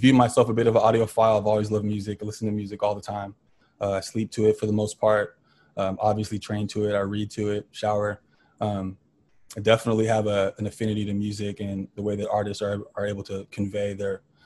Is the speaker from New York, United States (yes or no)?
no; Tracy, California, United States; also born or lived in Stockton, California; I'm from Stockton, California, but I was pretty much raised in Tracy